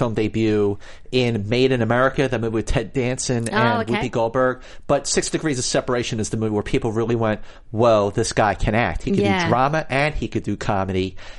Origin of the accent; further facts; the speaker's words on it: Philadelphia, Pennsylvania, United States; I was born and raised in Philadelphia. In fact, Will Smith and I are exactly 2 months apart in age.